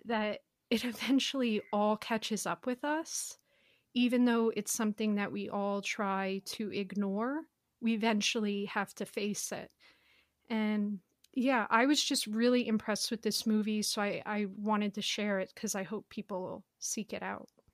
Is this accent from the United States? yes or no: yes; United States; I'm an American